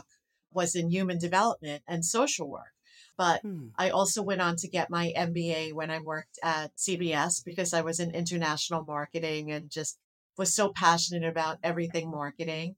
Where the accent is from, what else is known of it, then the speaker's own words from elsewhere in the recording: New York City, New York, United States; also born or lived in New City, Rockland County, New York; I was born in Brooklyn